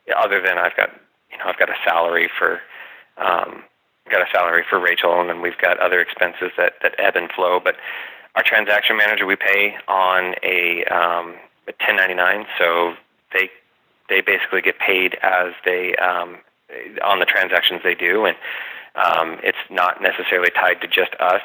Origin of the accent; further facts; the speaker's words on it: United States; I'm a West Valley guy. I grew up in the West Valley. I've lived here my whole life.